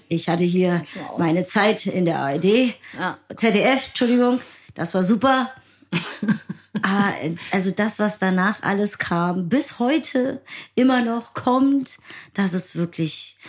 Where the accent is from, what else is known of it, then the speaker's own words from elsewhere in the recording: Berlin, Germany; als Berlinerin